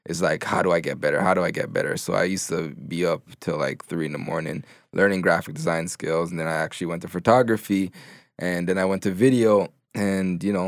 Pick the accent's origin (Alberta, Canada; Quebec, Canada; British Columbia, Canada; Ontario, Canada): Ontario, Canada; Toronto; also born or lived in Jamaica; I was born in Jamaica. Okay. I came to Canada. I grew up in Gin and Finch.